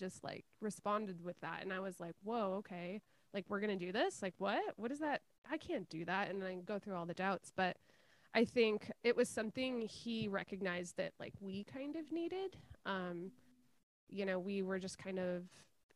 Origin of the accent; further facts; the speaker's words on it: United States; moved away as an adult; we were both the loudest Americans in the class